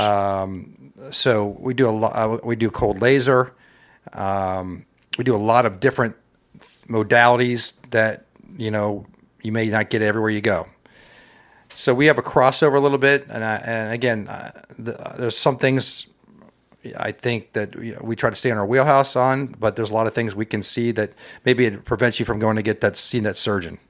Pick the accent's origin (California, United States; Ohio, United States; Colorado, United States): Ohio, United States; North Canton; moved away as an adult; also born or lived in Saint Louis, Missouri / Cincinnati, Ohio; now in Loveland, United States; I'm originally from North Canton, Ohio.